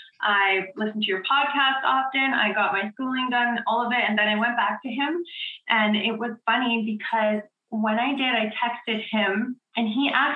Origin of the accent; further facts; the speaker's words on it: Edmonton, Alberta, Canada; I am from Edmonton, Alberta.